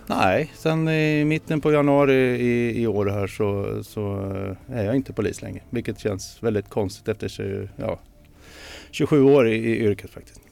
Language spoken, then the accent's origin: Swedish; Sweden; Jag är ju född i Sverige